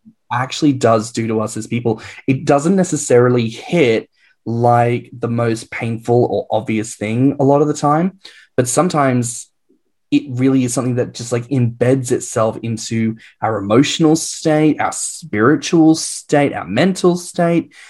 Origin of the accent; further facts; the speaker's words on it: Australia; now in England, United Kingdom; as an Australian living in England, I am an immigrant